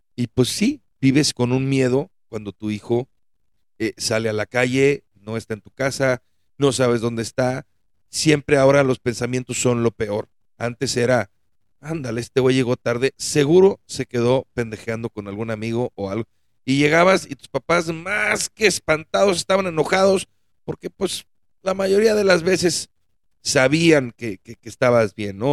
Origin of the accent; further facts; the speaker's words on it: Mexico; nosotros mexicanos